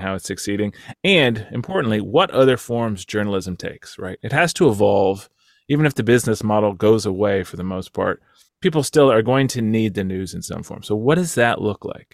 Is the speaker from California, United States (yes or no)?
no; Texas, United States; moved away; my home state of Texas